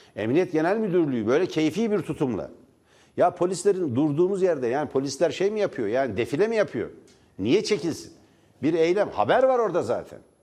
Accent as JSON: {"language": "Turkish", "town": "Divriği", "region": "Sivas Province", "country": "Turkey", "tie": "born or raised there", "said": "Divri'de benim doğduğum kent, benim doğduğum şehir, benim doğduğum bölge"}